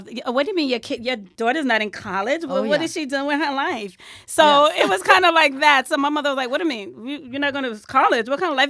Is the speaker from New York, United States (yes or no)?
yes; Bronx, New York, United States; I grew up in the Bronx.